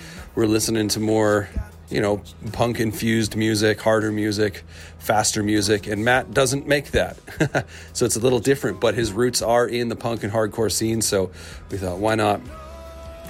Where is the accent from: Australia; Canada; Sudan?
Canada; as a Canadian